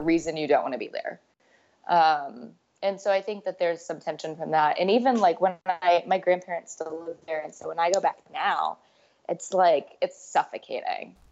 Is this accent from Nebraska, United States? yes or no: yes; Omaha, Nebraska, United States; I grew up in Omaha, Nebraska